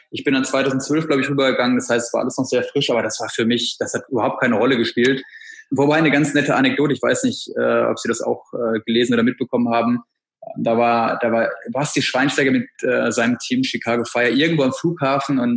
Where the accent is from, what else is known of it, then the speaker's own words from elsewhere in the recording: Bad Oeynhausen, North Rhine-Westphalia, Germany; also born or lived in Berlin; Ich habe mich für Berlin entschieden, weil der erste Eindruck der Stadt, ich komme aus Bad Oeynhausen, einer kleinen Stadt, hat mich total beeindruckt